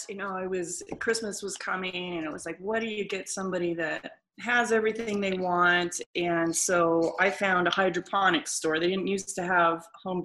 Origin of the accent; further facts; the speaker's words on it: Erie, Colorado, United States; also born or lived in California; I grew up in Erie.